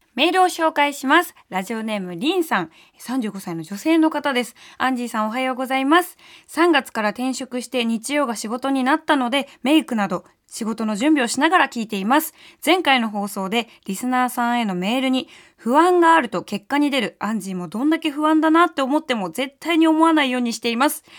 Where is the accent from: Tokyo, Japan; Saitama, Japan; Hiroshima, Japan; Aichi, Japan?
Tokyo, Japan; 下町出身ですから